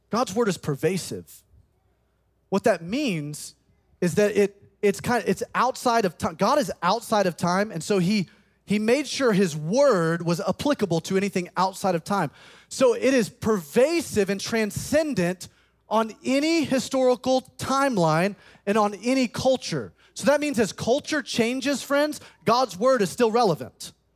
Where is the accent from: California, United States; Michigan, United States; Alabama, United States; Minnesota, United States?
Alabama, United States; Birmingham; moved away as an adult; also born or lived in South Carolina; I grew up in Birmingham, Alabama, graduated from Tuscaloosa County High School.